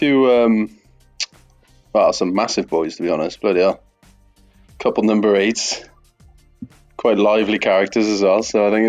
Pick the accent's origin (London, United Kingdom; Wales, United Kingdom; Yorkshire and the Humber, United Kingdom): Wales, United Kingdom; Welsh; Obviously, I'm Welsh.